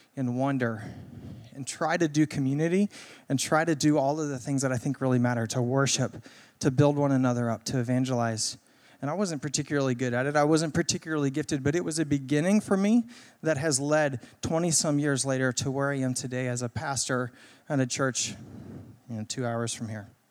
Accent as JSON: {"language": "English", "town": "Greenville", "country": "United States", "tie": "born or raised there", "said": "I grew up here in Greenville"}